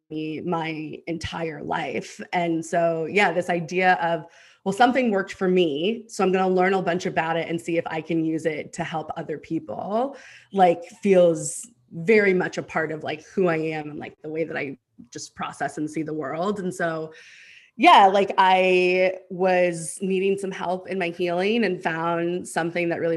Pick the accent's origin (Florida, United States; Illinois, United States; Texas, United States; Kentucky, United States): Texas, United States; Houston; also born or lived in New Mexico / Los Angeles; now in Austin, United States; I'm originally from Houston, and then moved to New Mexico and then moved to Los Angeles. And now I'm back in Texas in Austin